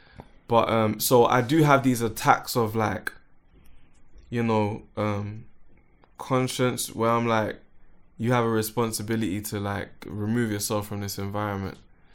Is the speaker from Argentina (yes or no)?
no; London, United Kingdom; And I'm from Northwest 10, which is almost West Northwest.